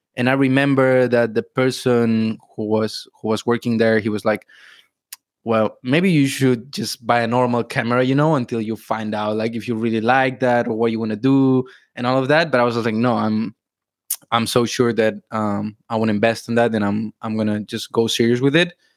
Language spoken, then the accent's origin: English; Barcelona, Catalonia, Spain; moved away as an adult; now in Thailand; I'm from Spain, from Barcelona, and I've been traveling around the world for like five years now. And yeah, recently moved to Thailand.